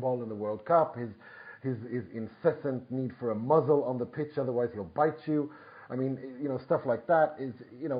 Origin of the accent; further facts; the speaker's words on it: Gothenburg, Västra Götaland, Sweden; I was 5 years old when my hometown team, IFK Gothenburg